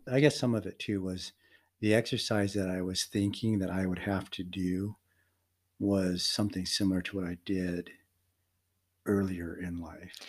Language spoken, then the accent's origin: English; Denver, Colorado, United States; also born or lived in Philippines; I was adopted by an American family and grew up in Denver, Colorado